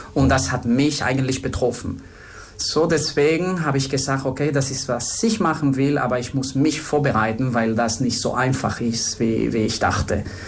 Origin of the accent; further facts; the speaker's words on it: Spain; German is a second language; moved away as an adult; also born or lived in France / Germany / Luxor, Egypt; also ich bin Spanier. Äh, ich sage immer, dass ich in Spanien geboren bin